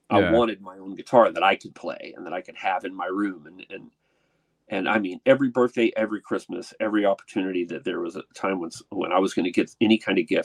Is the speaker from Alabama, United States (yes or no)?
no; Portsmouth, Virginia, United States; born there; So I was born in Portsmouth, Virginia, but I, I didn't live there very long.